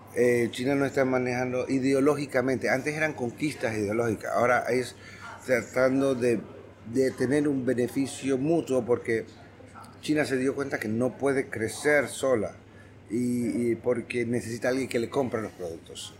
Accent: Panama; como panameños

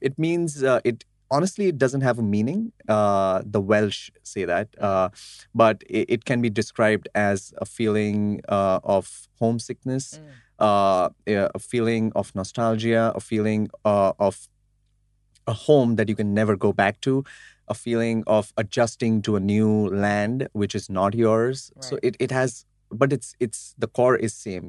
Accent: Mumbai, Maharashtra, India; I'm a Gujarati from Mumbai, India

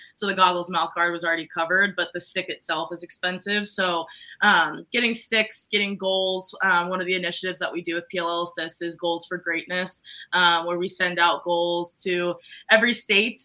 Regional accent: Maryland, United States; I grew up in Maryland

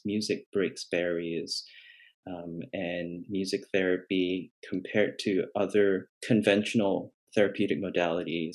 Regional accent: Malaysia; moved away; I grew up in Malaysia, in an Asian kind of a culture

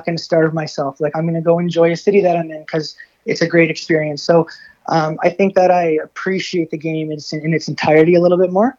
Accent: Essex, Ontario, Canada; also born or lived in Los Angeles, United States / Orlando, United States; now in Windsor, Canada; I'm from Essex.

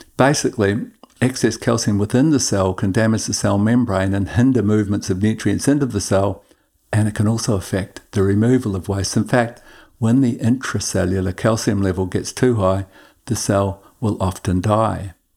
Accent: Queensland, Australia; In my home state of Queensland

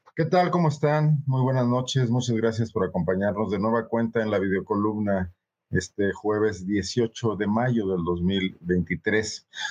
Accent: Mexico; como mexicanos

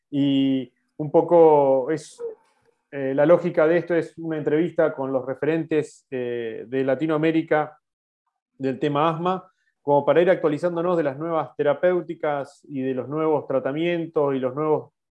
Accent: Argentina; eh, soy neumólogo de Argentina

